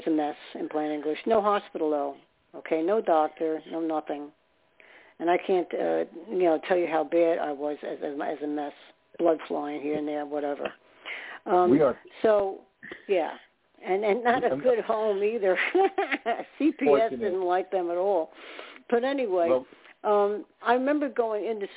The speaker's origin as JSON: {"language": "English", "region": "New York", "country": "United States", "said": "I'm from New York"}